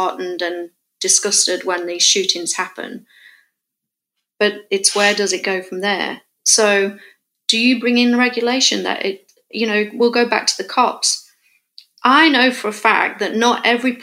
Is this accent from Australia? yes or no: no; England, United Kingdom; moved away as an adult; now in California, United States; me as a English person coming to America, who's not grown up in a gun culture or a gun world